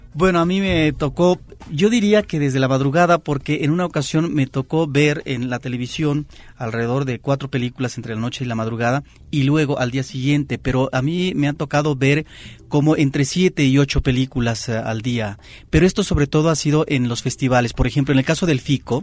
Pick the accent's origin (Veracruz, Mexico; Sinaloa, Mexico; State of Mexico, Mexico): Veracruz, Mexico; Xalapa; el Cine Jalapa, Variedades de Jalapa, la capital del estado de Veracruz. Ahí es donde yo de niño me refugiaba